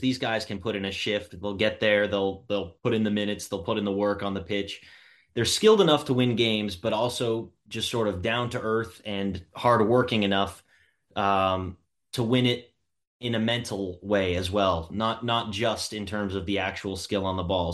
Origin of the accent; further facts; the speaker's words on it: United States; now in Boston, United States; as an American